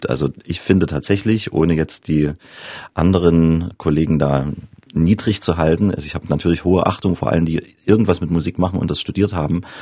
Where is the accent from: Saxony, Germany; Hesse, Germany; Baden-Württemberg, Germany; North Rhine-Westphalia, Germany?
Saxony, Germany; Johanngeorgenstadt; also born or lived in Zwickau; in Johann Georgenstadt und bin dann gewechselt nach Zwickau aufs Klaravie-Gymnasium, also zurück an meinen Geburtsort gewissermaßen.